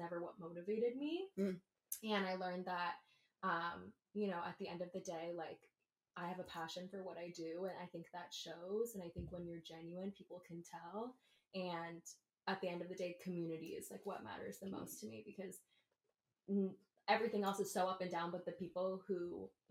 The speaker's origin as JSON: {"language": "English", "region": "Southern California", "country": "United States", "said": "I'm from SoCal"}